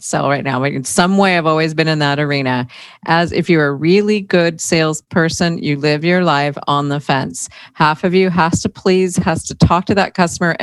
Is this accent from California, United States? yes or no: yes; Southern California, United States; I grew up in Southern California